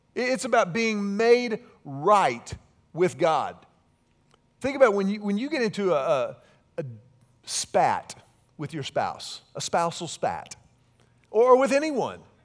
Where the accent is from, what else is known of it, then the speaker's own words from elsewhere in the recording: Houston, Texas, United States; I grew up in Houston, and so I grew up very close to the Texas Gulf Coast